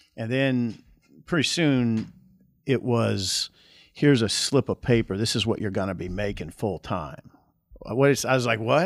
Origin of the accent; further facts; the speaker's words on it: Columbus, Nebraska, United States; Columbus, I grew up in Columbus